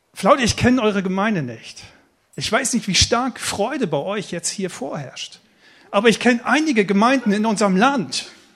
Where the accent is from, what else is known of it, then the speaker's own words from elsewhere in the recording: Eckernförde, Schleswig-Holstein, Germany; also born or lived in Stade / Schorndorf; now in Baden, Germany; ich komme ursprünglich aus Eckernförde, oberhalb von Kiel, Eckernförder Bucht, wunderschönes Schleswig-Holstein